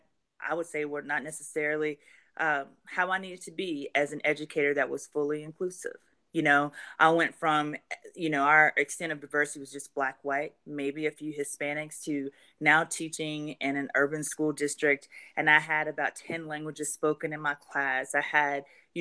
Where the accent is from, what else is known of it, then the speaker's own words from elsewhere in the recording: right outside of Baton Rouge, Louisiana, United States; moved away as an adult; now in Atlanta, United States; I'm from Louisiana. I love my state, where I'm from, right outside of Baton Rouge